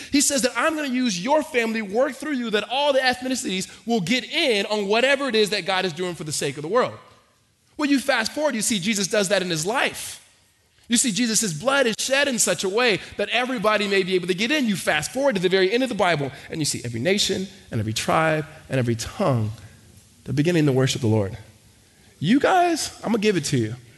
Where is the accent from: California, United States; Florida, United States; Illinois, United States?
California, United States; Los Angeles; moved away; also born or lived in Hattiesburg, Mississippi / Arizona; we moved from um, Mississippi to Los Angeles, we were in the inner city, and from the inner city, we moved to the suburbs.